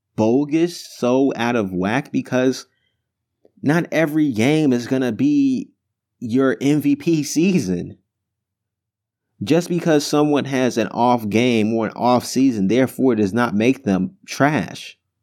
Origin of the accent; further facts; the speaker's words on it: Chicago, Illinois, United States; moved away as an adult; also born or lived in New Jersey; I go to school in New Jersey, and I'm from Chicago